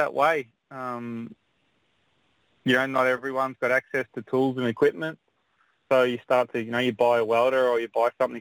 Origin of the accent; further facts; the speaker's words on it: Melbourne, Victoria, Australia; moved away as an adult; also born or lived in West Gosford, New South Wales; now in New South Wales, Australia; I'm from Melbourne, Victoria, originally